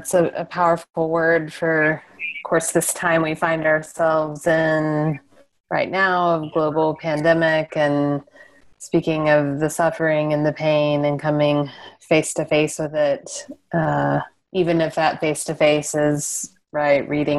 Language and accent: English; West Texas, United States; moved away; I'm a Texan, and the listeners of this have heard me talk about that, but we're similar in Texas in that I'm from West Texas.